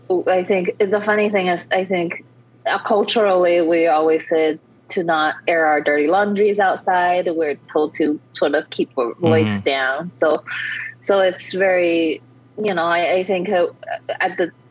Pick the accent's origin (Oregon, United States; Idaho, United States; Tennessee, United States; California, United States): California, United States; Bay Area; moved away as an adult; also born or lived in New York; I went home in the Bay Area. I'm from California.